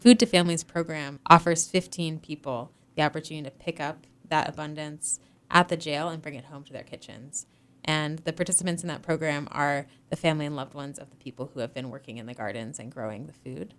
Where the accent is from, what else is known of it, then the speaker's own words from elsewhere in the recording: Northeast, United States; moved away as an adult; also born or lived in Hawaii; now in Massachusetts, United States; I'm originally from the Northeast, and so it's, it's nice to be back in the Connecticut River Valley